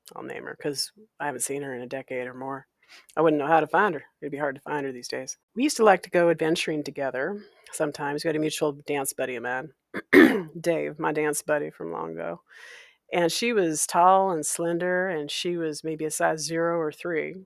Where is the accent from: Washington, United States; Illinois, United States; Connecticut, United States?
Washington, United States; Walla Walla; my hometown of Walla Walla, Washington